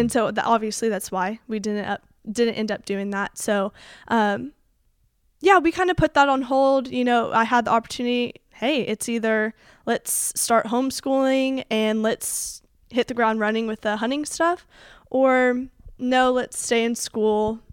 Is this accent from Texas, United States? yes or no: yes; Colleyville, Texas, United States; also born or lived in Keller, Texas; I am from the Keller area, but I grew up in Colleyville. That's where I went to school